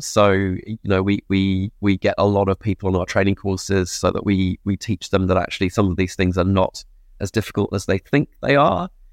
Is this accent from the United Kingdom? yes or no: yes; England, United Kingdom; moved away as an adult; now in New Zealand; I'm an expatriate, I'm English